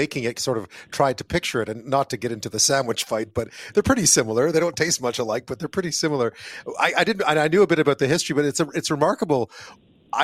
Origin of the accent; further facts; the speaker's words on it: Montreal, Quebec, Canada; I grew up in Montreal, right? I grew up in a Greek neighborhood, actually